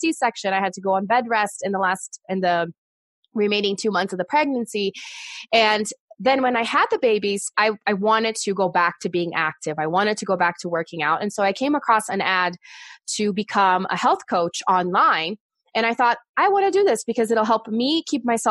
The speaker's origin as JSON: {"language": "English", "country": "Brazil", "second_language": "English", "moved": "yes", "said": "I am originally from Brazil"}